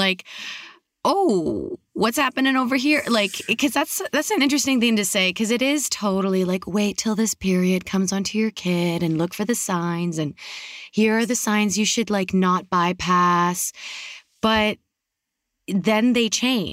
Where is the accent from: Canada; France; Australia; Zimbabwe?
Canada; now in United States; I'm in the States right now. I am Canadian though, by like birth